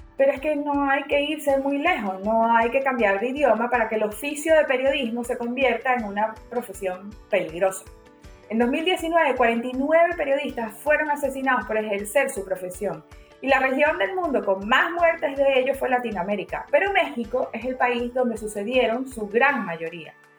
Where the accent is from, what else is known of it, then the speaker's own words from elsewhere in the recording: Venezuela; yo vengo de Venezuela